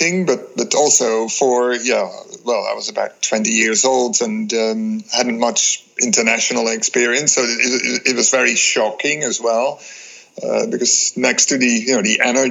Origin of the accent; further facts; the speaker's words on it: Netherlands; I was born in the Netherlands, went to school in the Netherlands